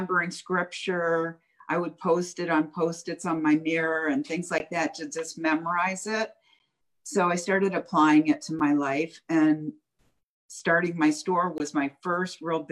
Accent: Fort Lauderdale, Florida, United States; I was raised in Fort Lauderdale

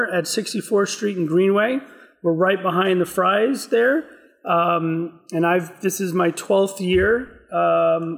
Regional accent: Houston, Texas, United States; I grew up in outside of Houston, Texas

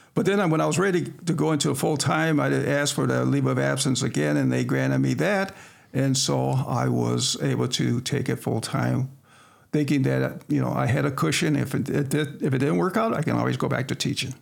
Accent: Sterling, Illinois, United States; also born or lived in Quincy, Illinois; I was born and raised here in Sterling

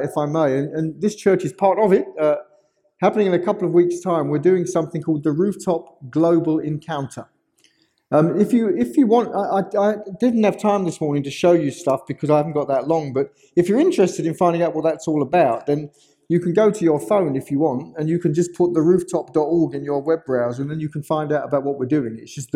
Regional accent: London, United Kingdom; I am from London, England.

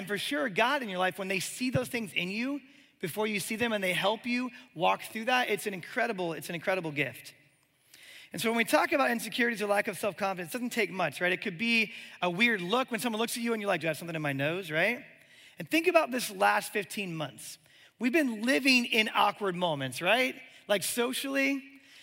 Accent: Omaha, Nebraska, United States; moved away as an adult; also born or lived in Birmingham, Alabama; I'm from Omaha, Nebraska

